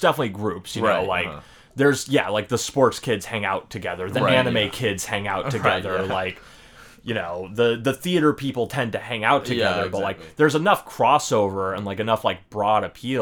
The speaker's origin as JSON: {"language": "English", "town": "Spokane", "region": "Washington", "country": "United States", "tie": "born or raised there", "moved": "as an adult", "said": "I was born in Spokane."}